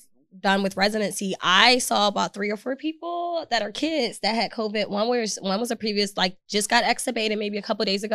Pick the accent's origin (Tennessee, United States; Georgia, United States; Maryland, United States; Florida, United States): Georgia, United States; moved away as an adult; also born or lived in Philadelphia, Pennsylvania; now in Texas, United States; I was born in Philadelphia, raised in Georgia.